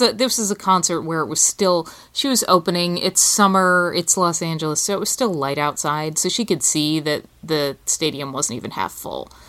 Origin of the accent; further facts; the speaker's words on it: England, United Kingdom; moved away as an adult; now in United States; I'm British. My father's British. I grew up in England. I didn't live in America until I was an adult